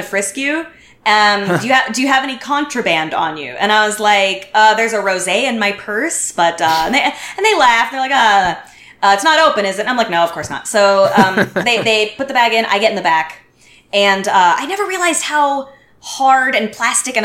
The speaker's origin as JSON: {"language": "English", "country": "United States", "moved": "as an adult", "lives_now": "Montreal, Canada", "said": "Everyone knows I'm American"}